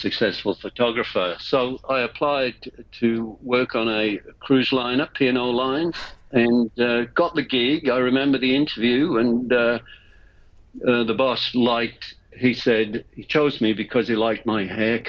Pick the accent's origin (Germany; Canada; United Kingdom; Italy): United Kingdom; England; moved away; I was born in England